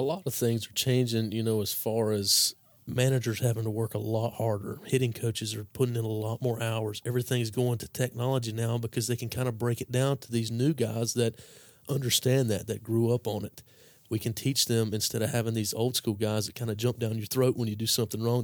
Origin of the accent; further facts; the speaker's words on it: Caldwell County, North Carolina, United States; that's where I grew up was in Caldwell County